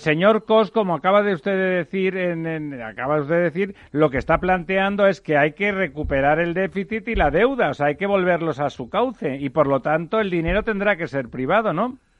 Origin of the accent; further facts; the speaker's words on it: Barcelona, Catalonia, Spain; mi ciudad natal, eh, Barcelona